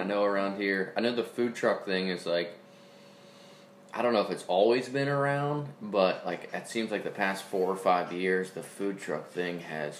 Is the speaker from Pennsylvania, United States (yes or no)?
yes; Pennsylvania, United States; now in Louisiana, United States; I grew up in Pennsylvania. Never was taken waterfowl hunting, and then when I moved to Louisiana